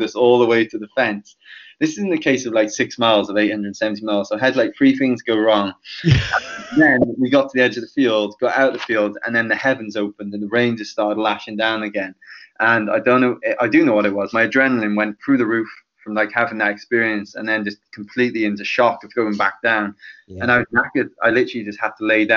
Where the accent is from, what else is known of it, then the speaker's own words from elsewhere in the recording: Penarth, Wales, United Kingdom; my hometown of Penarth